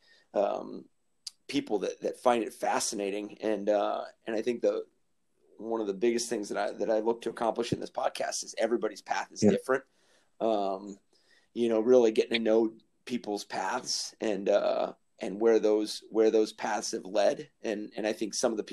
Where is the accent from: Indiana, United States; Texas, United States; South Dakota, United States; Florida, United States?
Florida, United States; South; we are from South Florida